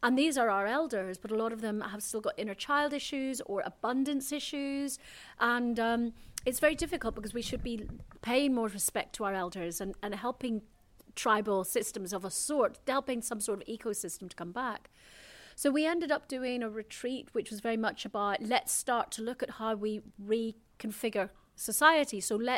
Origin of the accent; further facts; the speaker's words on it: Ireland; And I should have got sent back to Ireland, my home country, but there were no flights.